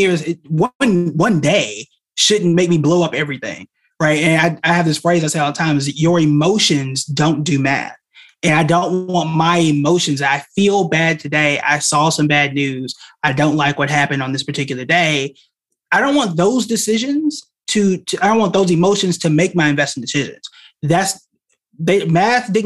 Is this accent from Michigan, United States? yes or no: no; Oklahoma, United States; I'm from Oklahoma